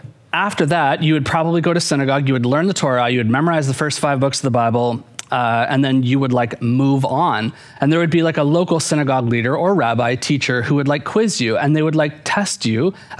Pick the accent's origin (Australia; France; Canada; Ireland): Canada; growing up in Canada, Wayne Gretzky was like a huge hero of mine